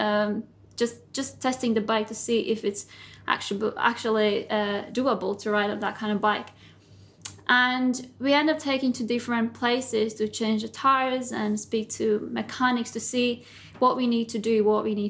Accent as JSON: {"language": "English", "country": "Latvia", "also_born_or_lived": "United Kingdom", "moved": "as an adult", "lives_now": "Dubai, United Arab Emirates", "said": "I'm originally from Latvia. I've been in Dubai for past 7 years. And before that, I lived in UK for 10 years."}